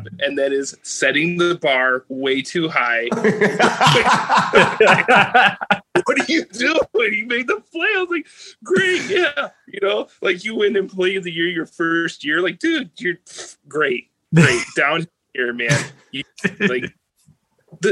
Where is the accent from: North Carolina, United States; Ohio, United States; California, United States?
Ohio, United States; Northwest; moved away; I'm from Northwest Ohio originally.